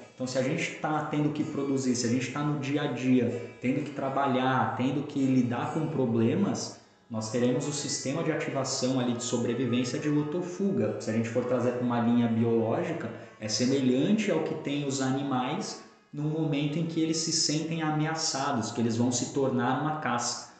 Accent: São Paulo, Brazil; moved away as an adult; now in Balneário Camboriú, Brazil; eu sou natural de São Paulo, então vivi na capital praticamente a minha grande parte da minha vida ali até os 20 quatro anos, 25 anos antes de me mudar para Balneário Camboriú

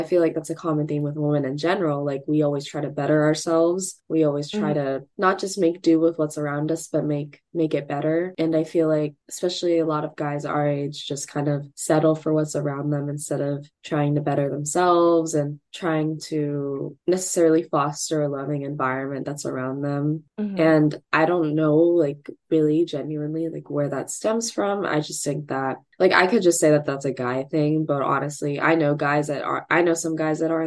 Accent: Northern California, United States; we're from Northern California

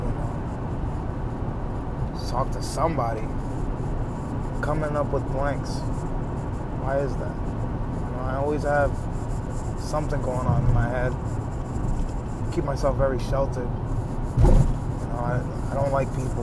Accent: New York, United States; I'm from New York

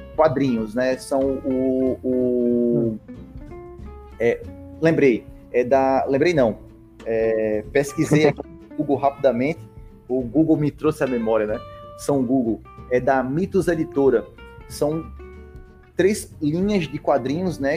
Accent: Rio Grande do Norte, Brazil; que é onde a gente mora. A gente é do Rio Grande do Norte.

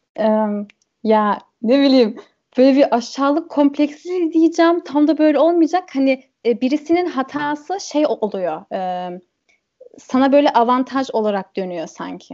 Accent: Germany; first language German and Turkish; ben burada doğdum, burada büyüdüm, burada kalacağım

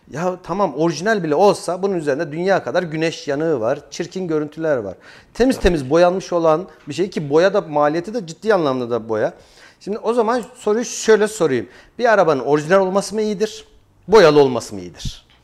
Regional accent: Kayseri, Kayseri Province, Turkey; born there; 91 ee, Kayseri doğumluyum.

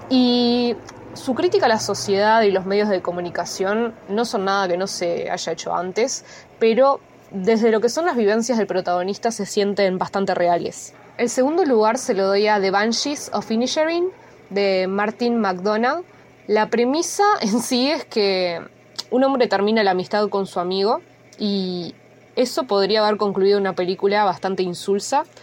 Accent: Uruguay; Hola, bueno, buenas mañanas, tardes o noches para todos. … de Uruguay.

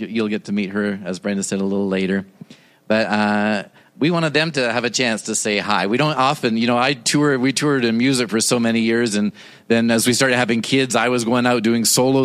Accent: Toronto, Ontario, Canada; moved away; I was born and raised in Toronto, Canada

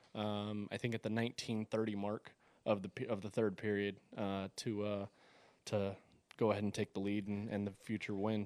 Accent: Las Vegas, Nevada, United States; I grew up on the east side of town.

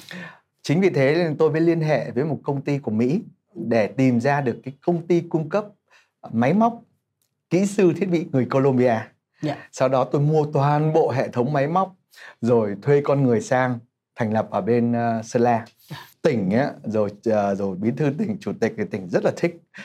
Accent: Hai Phong, Vietnam; moved away as an adult; now in Ho Chi Minh City, Vietnam; mình là người Hải Phòng nhập cư vào Sài Gòn

